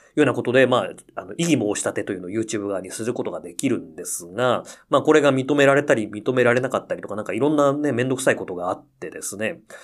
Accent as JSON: {"language": "Japanese", "region": "Akita", "country": "Japan", "tie": "born or raised there", "moved": "yes", "said": "私の地元秋田県のですね"}